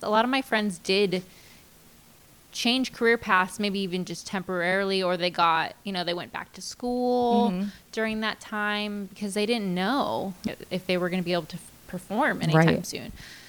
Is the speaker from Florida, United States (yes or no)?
yes; West Palm Beach, Florida, United States; moved away as an adult; also born or lived in Boston; now in Nashville, United States; I'm from West Palm Beach, Florida. Okay. Born and raised.